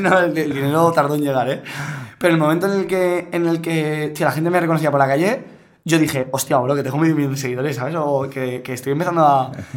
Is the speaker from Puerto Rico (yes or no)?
no; Godella, Valencian Community, Spain; para los de mi pueblo. Para las 800 personas que me seguían de, Godella